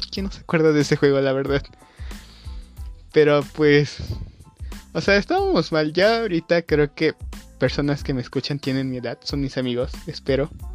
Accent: Mexico; yo soy de México

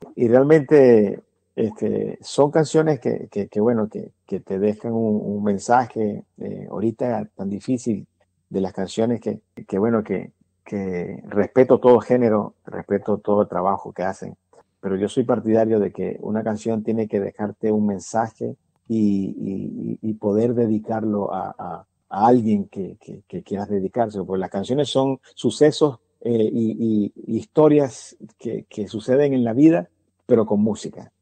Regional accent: Venezuela; now in United States; yo soy venezolano

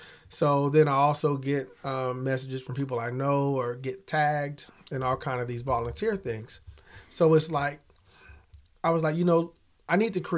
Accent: Kansas City, United States; now in Topeka, United States; I mean, I'm from Kansas City originally, and when we moved here, I wasn't happy about it.

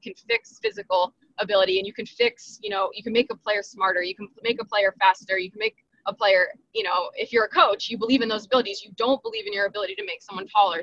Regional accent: New Jersey, United States; moved away as an adult; now in North Carolina, United States; I'm from Jersey

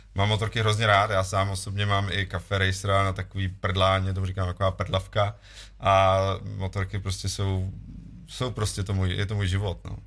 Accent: Vysočina Region, Czechia; já pocházím z Vysočiny, tady relativně kousek

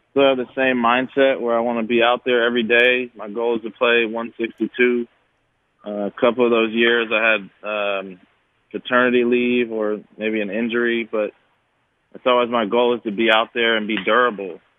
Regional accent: El Cerrito, California, United States; That's 10 minutes from my hometown in El Cerrito, California.

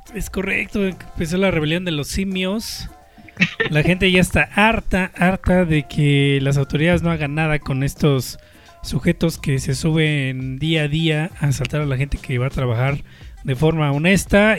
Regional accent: Mexico; uno como mexicano

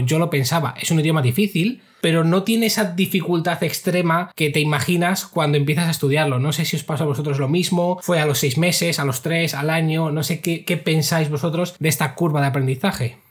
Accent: Spain; moved away as an adult; now in China; me quiero volver a España

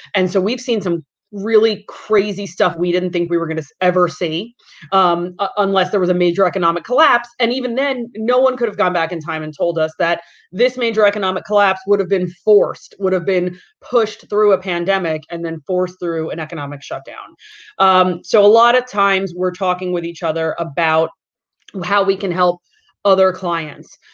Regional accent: Long Island, New York, United States; growing up on Long Island

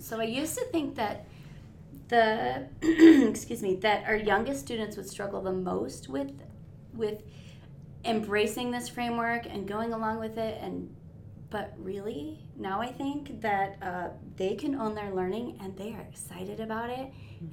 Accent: northern Nevada, United States; I was born and raised here in Nevada, northern Nevada.

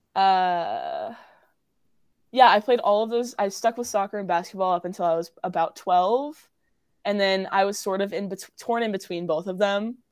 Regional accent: Cary, North Carolina, United States; I'm local. I'm from Cary, North Carolina

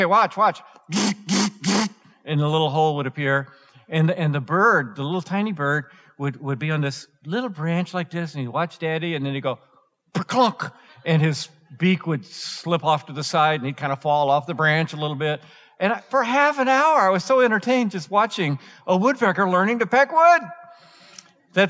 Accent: Atlanta, Georgia, United States; now in Colorado, United States; I grew up in Atlanta

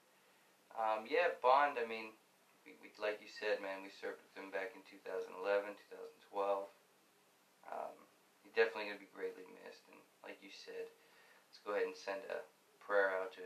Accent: Hilo, Hawaii, United States; moved away; I'm originally from Hawaii. I was born in Hilo.

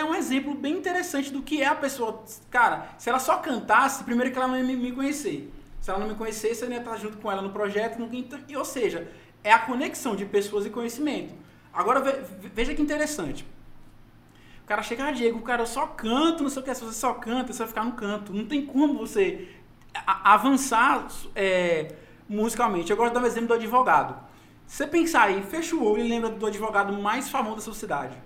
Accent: Aracaju, Sergipe, Brazil; moved away; Eu sou de Aracaju

